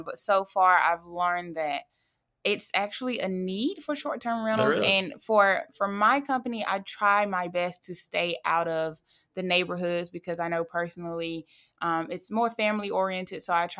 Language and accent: English; Fairhope, Alabama, United States; also born or lived in Monroeville; I was born in Monroeville, Alabama, and I moved to Fairhope, Alabama when I was in middle school, graduated from Fairhope High School, go Pirates.